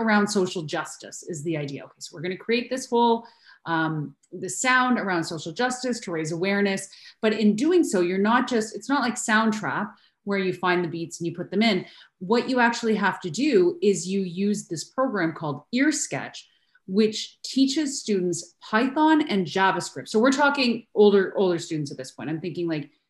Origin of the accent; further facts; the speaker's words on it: Canada; I'm Canadian